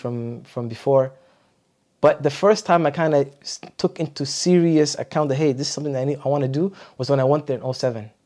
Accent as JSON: {"language": "English", "town": "Ottawa", "region": "Ontario", "country": "Canada", "tie": "born or raised there", "also_born_or_lived": "Montreal / Medina", "said": "I grew up in Ottawa. So I moved to Ottawa when I was How about a year"}